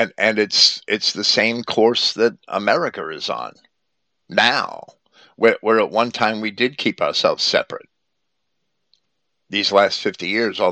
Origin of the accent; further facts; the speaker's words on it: Jersey City, New Jersey, United States; when I was a child growing up in Jersey City, we had no-go areas